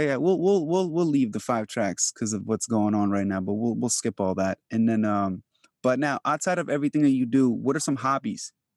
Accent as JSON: {"language": "English", "country": "Albania", "tie": "born or raised there", "moved": "yes", "said": "I am from Europe, like, I was born in Albania"}